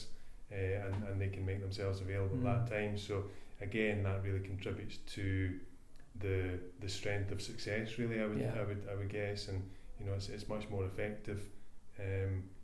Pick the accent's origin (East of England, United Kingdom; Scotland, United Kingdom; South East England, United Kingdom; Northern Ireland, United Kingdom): Scotland, United Kingdom; I'm a Scotsman